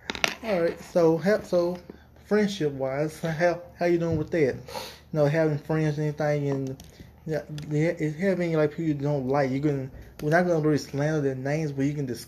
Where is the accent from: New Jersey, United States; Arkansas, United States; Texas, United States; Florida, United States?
Arkansas, United States; Dumas; I'm from Dumas